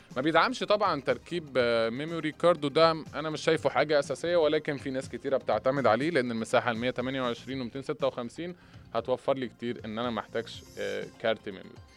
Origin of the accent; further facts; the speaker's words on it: Egypt; احنا كمصريين